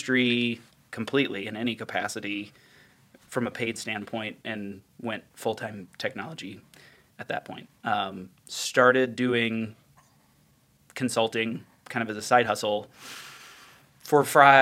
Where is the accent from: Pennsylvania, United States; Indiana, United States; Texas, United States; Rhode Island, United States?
Indiana, United States; Indianapolis; also born or lived in Missouri; I was born in Missouri, but then like we moved to Indianapolis when I was like a year and a half and have lived in the area for all but probably 3 years